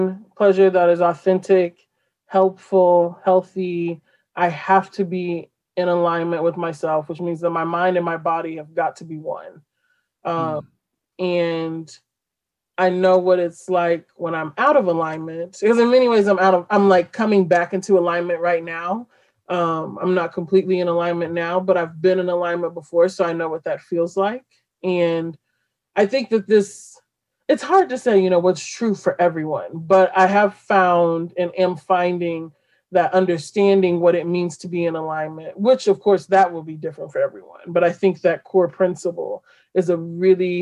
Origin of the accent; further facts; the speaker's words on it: Midwest, United States; I didn't know how Midwestern I was